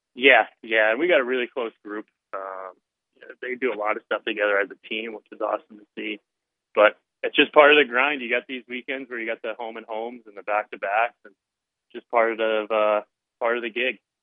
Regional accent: Philadelphia, Pennsylvania, United States; moved away; I grew up in Philly

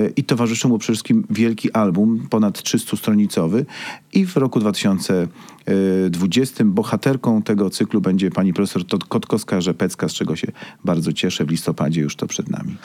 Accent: Busko-Zdrój, Świętokrzyskie Voivodeship, Poland; now in Kraków, Poland; pochodzę z Buzka, z miasta Belona

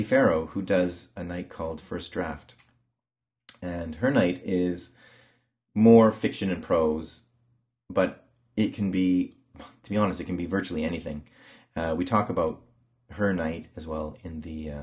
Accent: Canada; now in England; I'm from Canada

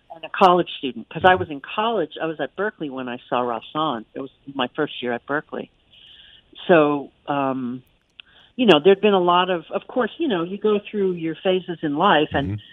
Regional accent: Yonkers, New York, United States; Yonkers, which is my hometown

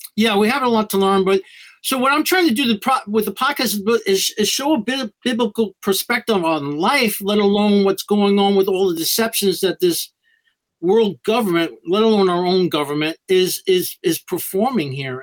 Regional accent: New York City, New York, United States; now in South Florida, United States; I grew up in New York City

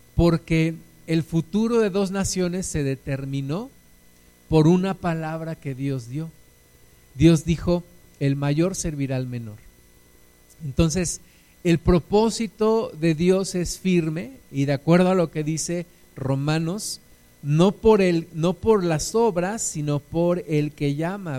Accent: Mexico; nuestros paisanos mexicanos

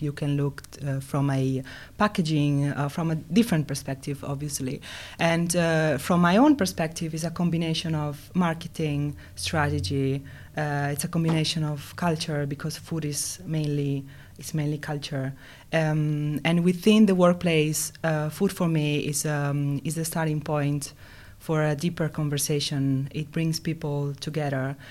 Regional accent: Italy; moved away as an adult; also born or lived in Finland; now in Helsinki, Finland; I'm from Italy

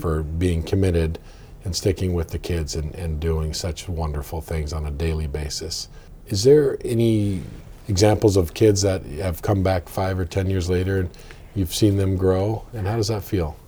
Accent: Orchards, Washington, United States; also born or lived in Olympia, Washington; we moved from Olympia to to Orchards right up the road

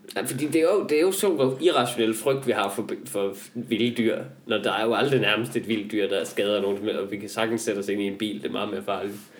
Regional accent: Denmark; jeg kommer fra Jylland

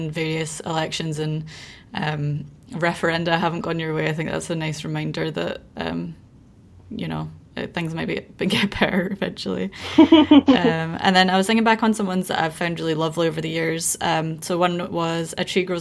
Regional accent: United Kingdom; moved away; in the UK, like we have a tendency to start talking about it being winter in November

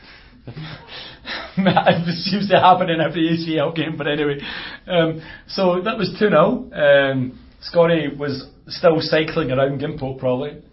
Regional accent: Glasgow, Scotland, United Kingdom; now in South Korea; I'm from Glasgow.

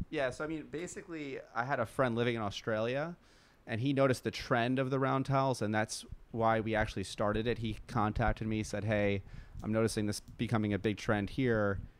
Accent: New York, United States; We grew up surfing in New York

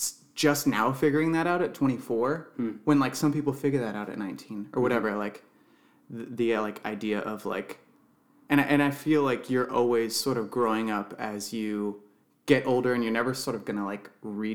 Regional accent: Salem, United States; I was born in Salem.

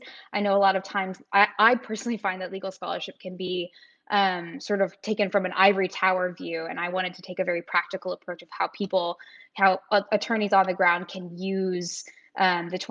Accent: Arkansas, United States; I'm from the South, I'm from Arkansas

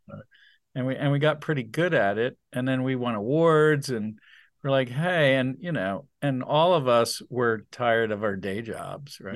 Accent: New Jersey, United States; moved away; also born or lived in Wilmington, Delaware; We're all from New Jersey

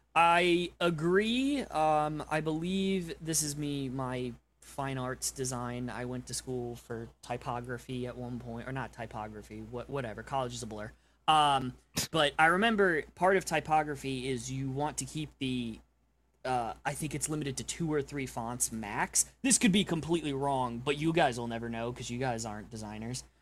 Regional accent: New York, United States; now in Oklahoma, United States; I'm from New York.

